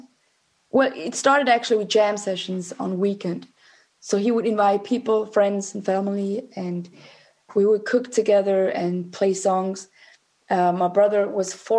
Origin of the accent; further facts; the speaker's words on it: St. Gallen, Switzerland; also born or lived in Zurich; Home was in St. Gallen, which is a small town in Switzerland. I was born and raised in Switzerland.